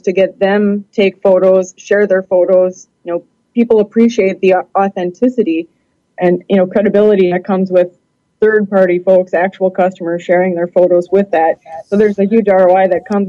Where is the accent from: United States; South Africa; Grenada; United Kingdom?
United States; Milwaukee, Wisconsin; I'm originally from the Milwaukee, Wisconsin area.